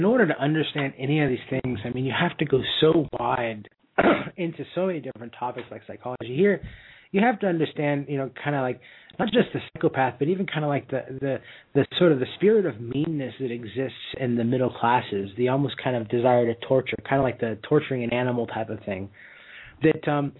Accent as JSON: {"language": "English", "country": "United States", "said": "Well, what part of the United States? I'm actually from there."}